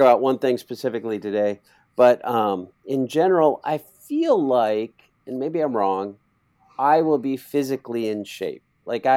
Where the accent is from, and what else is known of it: Iowa, United States